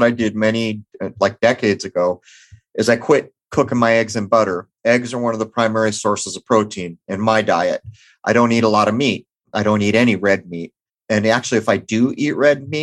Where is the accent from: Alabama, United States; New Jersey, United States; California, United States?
California, United States; San Diego; where I grew up in East County, San Diego